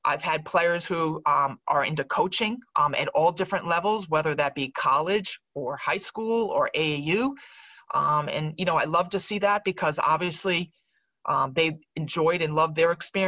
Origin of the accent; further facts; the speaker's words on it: Rhode Island, United States; I'm from Rhode Island. My family's here.